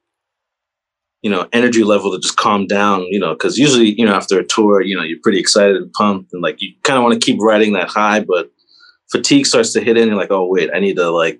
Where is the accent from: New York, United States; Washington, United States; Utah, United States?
New York, United States; New York City; born and raised in Queens.